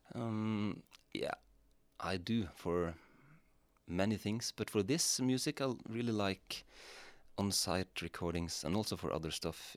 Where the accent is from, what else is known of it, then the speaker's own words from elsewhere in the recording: Rendalen, Innlandet, Norway; the church where I grew up in Rendalen in Norway